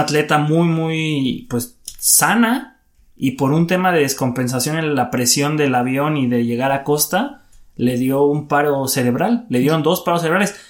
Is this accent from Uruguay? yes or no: no; Mexico; somos mexicanos y nos sentimos orgullosos